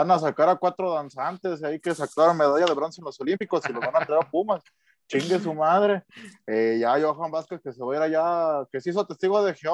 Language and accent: Spanish; Querétaro, Mexico; Yo soy originario de Querétaro.